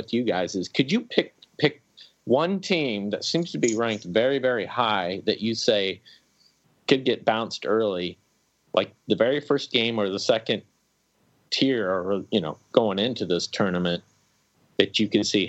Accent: Kansas City, United States; I'm from Kansas City. I'm kind of a Kansas, Missouri kind of fan.

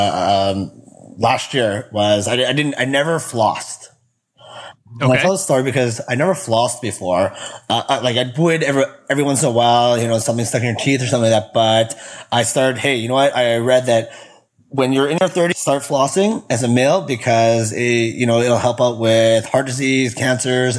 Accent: Winnipeg, Manitoba, Canada; I grew up in Winnipeg, Manitoba. So that's Canada, right in the center

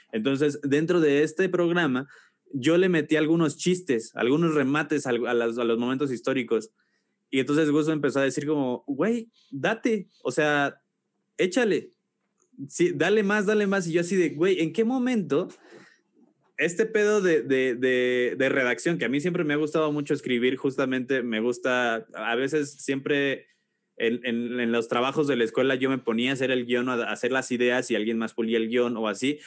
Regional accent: Celaya, Guanajuato, Mexico; moved away as an adult; also born or lived in Mexico City; soy de Celaya, Guanajuato.

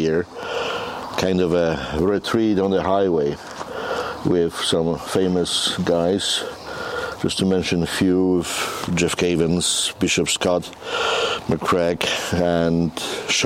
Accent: Ustrzyki Dolne, Subcarpathian Voivodeship, Poland; moved away as an adult; also born or lived in India / Tanzania; now in Calgary, Canada; I was born in Poland in the mountains, quite similar to Kananaskis. The place is called Ustrzyki Dolne in Bieszczady. And I grew up in Poland

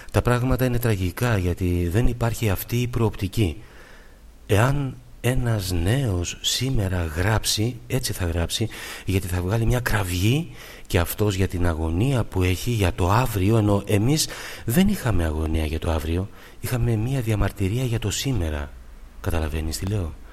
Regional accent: Athens, Attica, Greece; born there; Γεννήθηκα στην Αθήνα το Νοέμβριο του 1935. Οι γονείς μου πρόσφυγες.

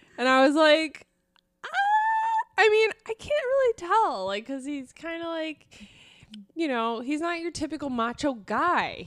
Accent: Ireland; me being Irish

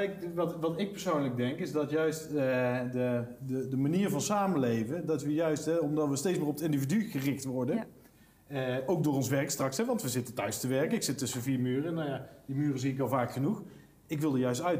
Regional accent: Netherlands; We Nederlanders

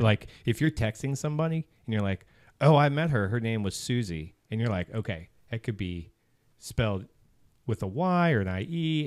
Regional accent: Southern Maryland, United States; moved away as an adult; born and raised, born and raised in Maryland, Southern Maryland

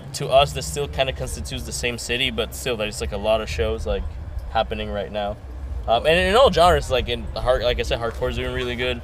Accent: Fort Lauderdale, Florida, United States; we're mostly like from Fort Lauderdale

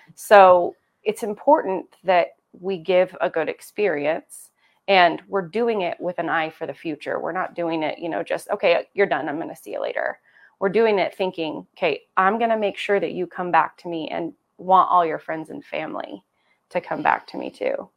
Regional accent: Cove, Oregon, United States; also born or lived in La Grande, Oregon; I grew up in Cove, so, and I didn't go to school in Cove, for the formative years, I came to school in La Grande during that time

